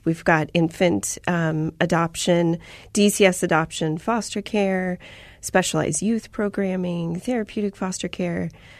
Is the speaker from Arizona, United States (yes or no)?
yes; Chandler, Arizona, United States; So I'm a native to Arizona.